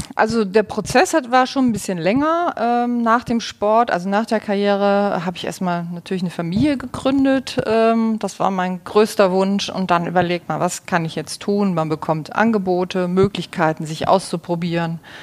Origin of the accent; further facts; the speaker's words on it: Kiel, Schleswig-Holstein, Germany; moved away as an adult; also born or lived in Leverkusen; ich komme aus Kiel